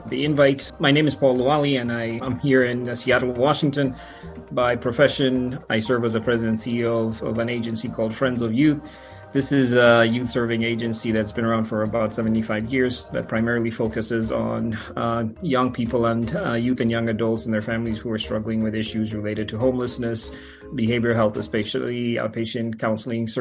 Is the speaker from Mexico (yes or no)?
no; Kenya; moved away; I grew up in Kenya